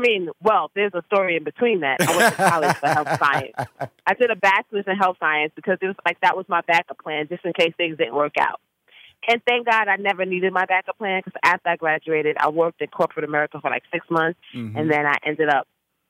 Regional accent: Bronx, New York, United States; So at a young age, I started singing. I grew up in the Bronx, and I went to high school of performing arts.

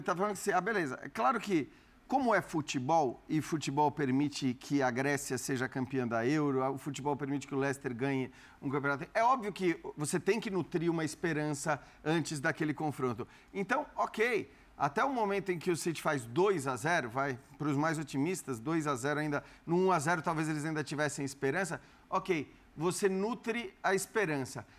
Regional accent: Brazil; somos brasileiros

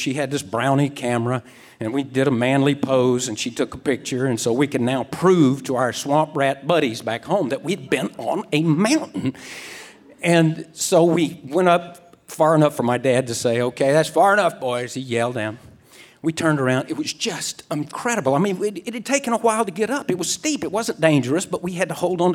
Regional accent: Mississippi Gulf Coast, United States; I grew up on the Mississippi Gulf Coast, which is really marshy and like mud puddle flat.

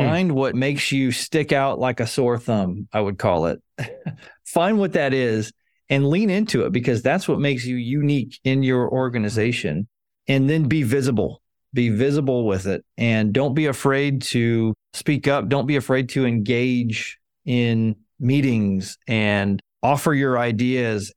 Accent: Arizona, United States; moved away; I grew up in Arizona

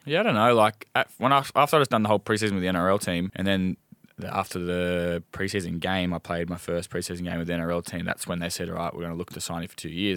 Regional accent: Gosford, New South Wales, Australia; moved away; also born or lived in Melbourne; born in Gosford

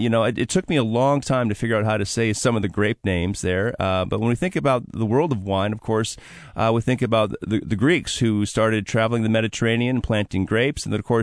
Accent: Milwaukee, Wisconsin, United States; now in Seattle, United States; I'm from Milwaukee, Wisconsin. There was a big Greek community there.

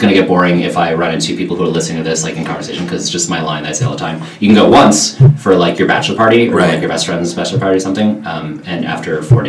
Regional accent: Las Vegas, Nevada, United States; also born or lived in California; now in New York, United States; I was born in California and then moved to Vegas when I was 2 weeks old.

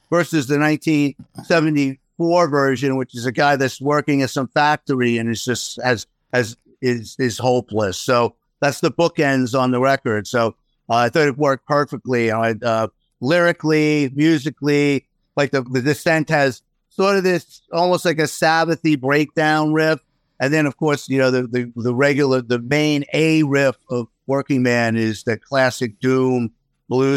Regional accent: New York City, New York, United States; moved away as an adult; where we move is not too far from where I grew up in Queens

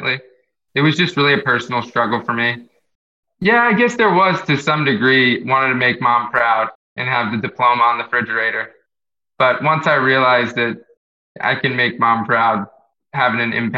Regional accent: Jupiter, Florida, United States; also born or lived in Queens, New York / Tampa, Florida; Growing up in Florida, on the East Coast in Jupiter

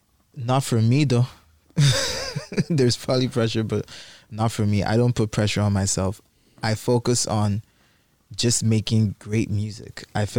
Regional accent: Nigeria; I'm actually not from South Africa. I'm actually Nigerian.

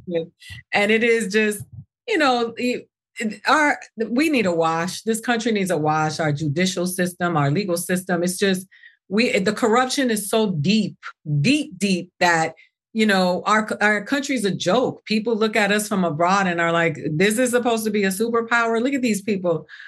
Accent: Miami, Florida, United States; I grew up in Miami

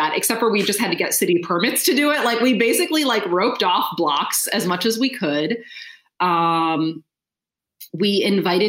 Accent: Philadelphia, Pennsylvania, United States; I'm from Philadelphia

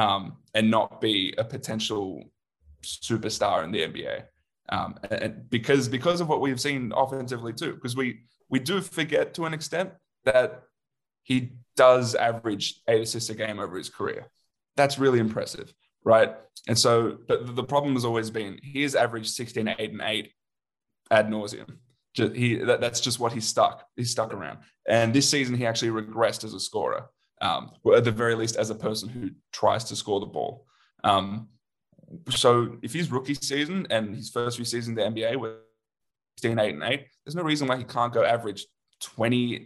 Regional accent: Australia; because we're Australian

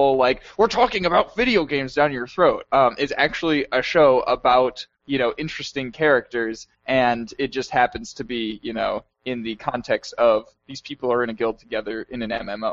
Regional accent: United States; moved away as an adult; now in Sweden

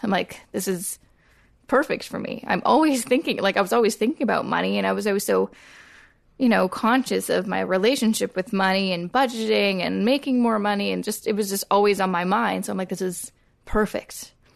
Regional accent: Coquitlam, British Columbia, Canada; I grew up in Coquitlam, which is a suburb about thirty minutes outside of Vancouver.

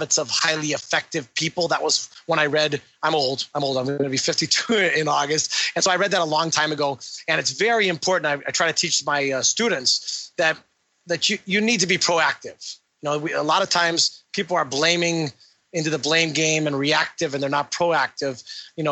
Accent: Illinois, United States; moved away; I'm from Illinois. I'm from Illinois originally.

